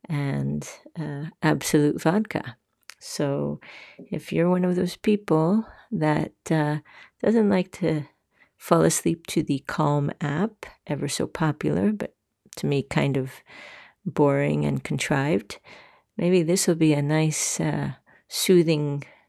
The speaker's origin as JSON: {"language": "English", "town": "New York City", "region": "New York", "country": "United States", "moved": "as an adult", "lives_now": "Sweden", "said": "here in Scandinavia. And I'm going to share with you my insights as a New Yorker and what it's like to live in a country that is everything but like New York City in a lot of ways"}